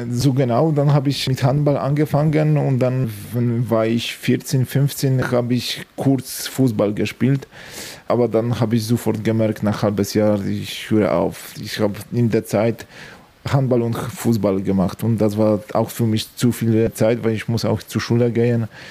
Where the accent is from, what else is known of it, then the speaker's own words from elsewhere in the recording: Strzelce Opolskie, Opole Voivodeship, Poland; German is a second language; moved away as an adult; Meine Heimatstadt ist Sawatzke und ich habe dort bis 18 Jahre gelebt.